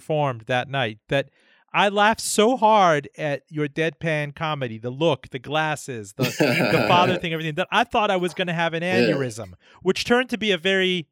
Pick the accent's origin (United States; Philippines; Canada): United States; Miami, Florida; Miami, my hometown